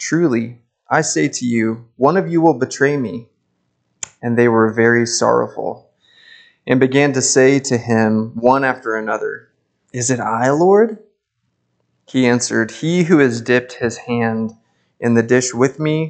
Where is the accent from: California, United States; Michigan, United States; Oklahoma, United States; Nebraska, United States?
Nebraska, United States; Lincoln; I hail from Lincoln, Nebraska